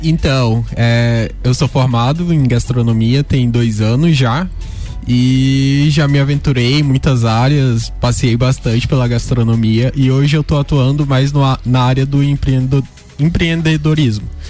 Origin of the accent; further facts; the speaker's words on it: northern Pará, Brazil; moved away as an adult; now in Lages, Brazil; eu vim lá do norte do Pará. E, tipo, atravessei o Brasil inteiro pra fazer uma faculdade